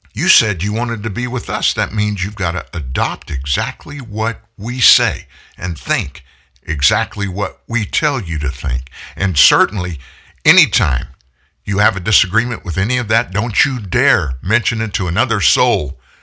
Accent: United States; I was born in the United States, that I'm a United States citizen

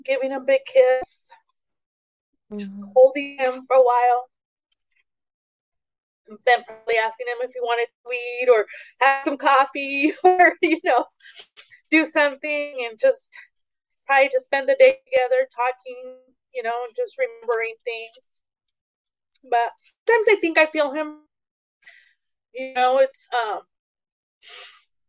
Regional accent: Tehachapi, California, United States; also born or lived in San Isidro; we moved from San Isidro up to Tehachapi, California

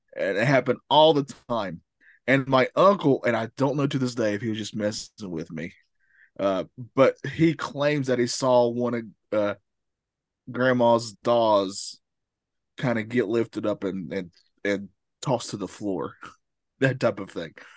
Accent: the South, United States; I'm from the South.

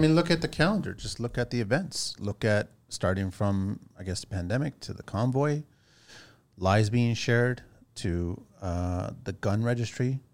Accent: Canada; as Canadian people

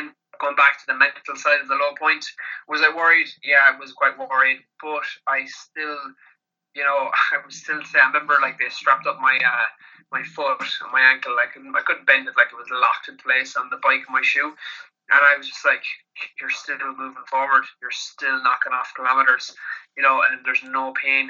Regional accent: Kerry, Munster, Ireland; I'm from Kerry with some big farms down here

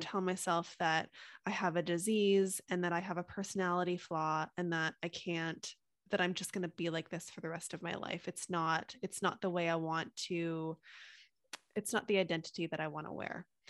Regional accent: Canada; I'm from Canada

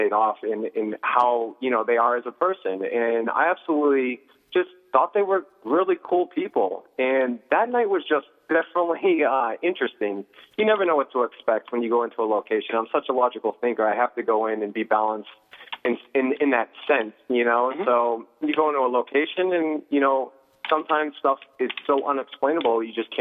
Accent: Pelham, New Hampshire, United States; also born or lived in San Jose, California / Nashua, New Hampshire / Salem, New Hampshire / Las Vegas, Nevada; I was born in San Jose, California, 1 year old. We moved here, Nashua, Salem. I grew up in the surrounding areas and then Pelham, and then went to middle school and high school

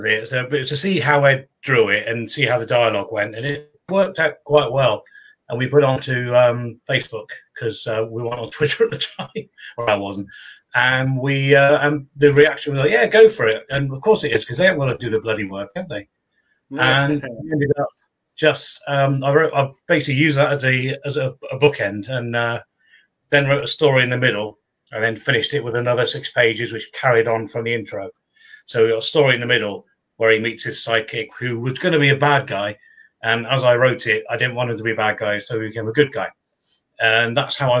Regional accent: Bristol, South West England, United Kingdom; I come from Bristol, so we drink a lot of cider is what we

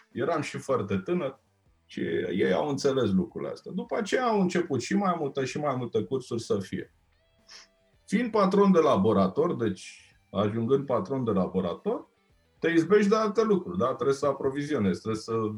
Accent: Romania; sunt din România.

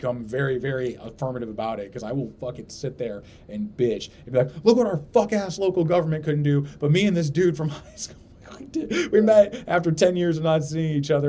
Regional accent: St. Louis, Missouri, United States; we're from St. Louis

